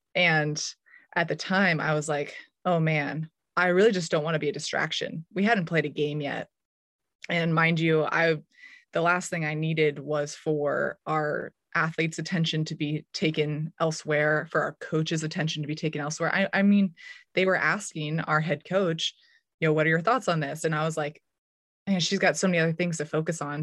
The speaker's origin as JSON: {"language": "English", "area": "Menlo Park or Palo Alto", "region": "California", "country": "United States", "tie": "born or raised there", "also_born_or_lived": "Durham, North Carolina / Lawrence, Kansas", "moved": "as an adult", "said": "my hometown in Menlo Park or Palo Alto"}